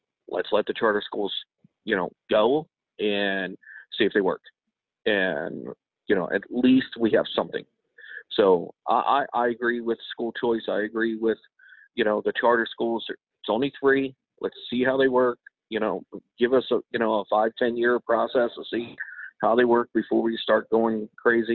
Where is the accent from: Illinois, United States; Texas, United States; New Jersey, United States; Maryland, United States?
Maryland, United States; Baltimore; now in West Virginia, United States; I grew up in Baltimore